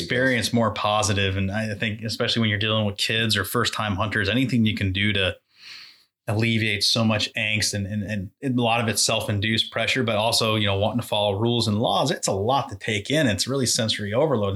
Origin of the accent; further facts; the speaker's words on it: Exeter, New Hampshire, United States; I grew up in Exeter, New Hampshire